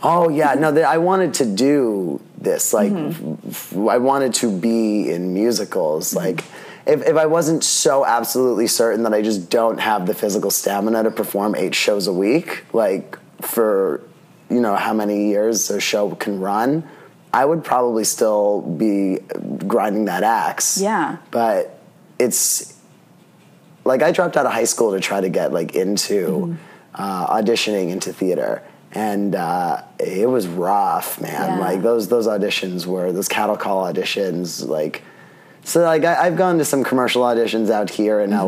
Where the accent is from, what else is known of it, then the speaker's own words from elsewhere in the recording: New York City, New York, United States; I grew up in Staten Island